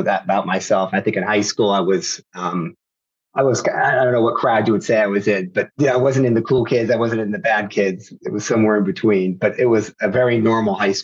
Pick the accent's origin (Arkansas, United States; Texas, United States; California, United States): California, United States; Sacramento; family's from Sacramento. So I'm in Northern California, always born and raised.